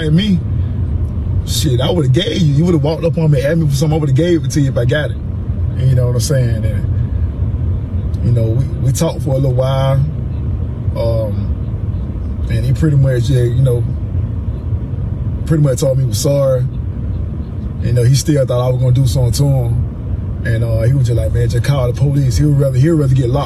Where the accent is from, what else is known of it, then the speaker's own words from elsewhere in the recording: Macon, Georgia, United States; I'm from Macon. From Macon, Georgia